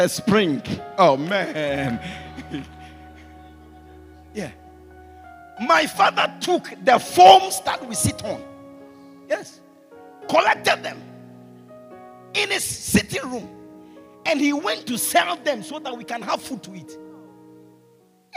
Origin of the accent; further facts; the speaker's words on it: Ghana; the boxers in Ghana, they come from my hometown